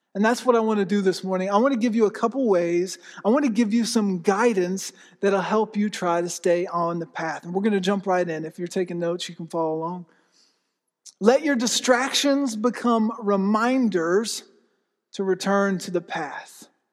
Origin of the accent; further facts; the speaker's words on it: Florida, United States; also born or lived in Pennsylvania; now in Oklahoma, United States; I grew up in Florida